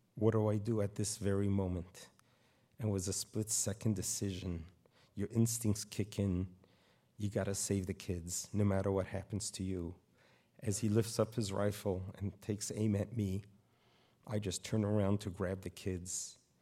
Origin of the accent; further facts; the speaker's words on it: New York City, New York, United States; moved away as an adult; now in Poway, United States; I grew up in Brooklyn, New York